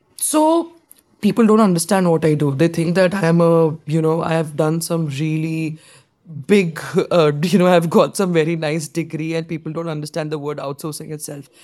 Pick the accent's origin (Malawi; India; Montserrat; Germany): India; being an Indian girl